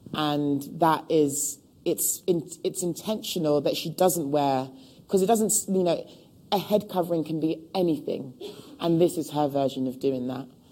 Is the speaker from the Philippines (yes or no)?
no; London, United Kingdom; born and raised in Hackney